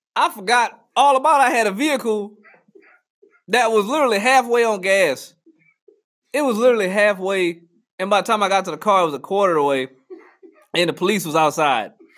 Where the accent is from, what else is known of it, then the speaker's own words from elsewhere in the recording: New Orleans, Louisiana, United States; moved away; I'm from New Orleans